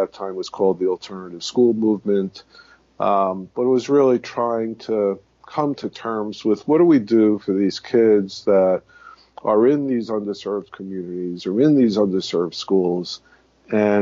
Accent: New York City, New York, United States; I was born and raised in the Bronx

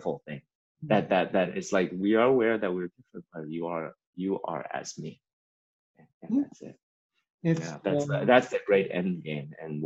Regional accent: China; also born or lived in Memphis, United States; now in United States; I grew up in China

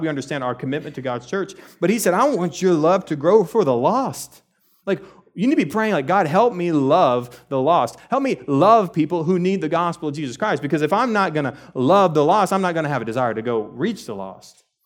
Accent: Texas, United States; I grew up in Texas, I was born and raised here, and what we know as Texans

